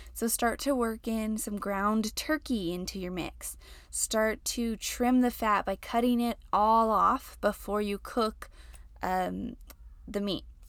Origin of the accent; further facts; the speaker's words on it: New Mexico, United States; now in El Paso, United States; So, I live in El Paso, which is like New Mexico, Texas, Mexico all combined, and I'm from New Mexico.